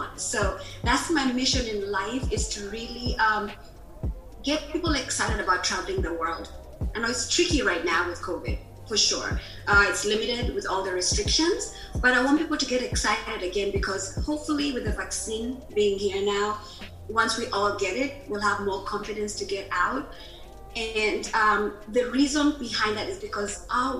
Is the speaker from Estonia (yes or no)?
no; Kenya; moved away as an adult; now in United States; I am Kenyan, living in the U.S. So I've been living in the U.S. now for about 19 years.